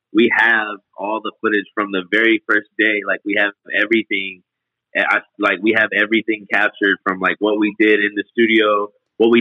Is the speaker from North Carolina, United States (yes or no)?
yes; Greensboro, North Carolina, United States; I grew up in Greensboro, North Carolina